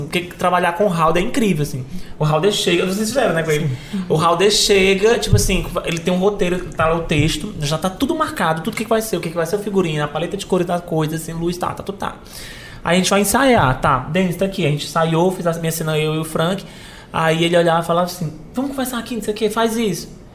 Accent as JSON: {"language": "Portuguese", "town": "Fortaleza", "region": "Ceará", "country": "Brazil", "tie": "born or raised there", "said": "natural de Fortaleza, uhum. nasci lá no Luiz de França"}